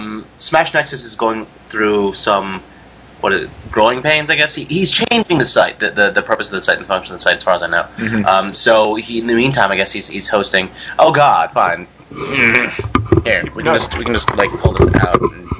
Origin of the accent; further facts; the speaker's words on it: Australia; No, I'm Australian.